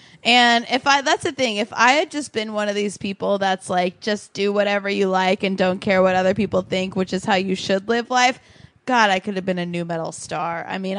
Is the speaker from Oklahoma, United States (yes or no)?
yes; Oklahoma, United States; as a American from Oklahoma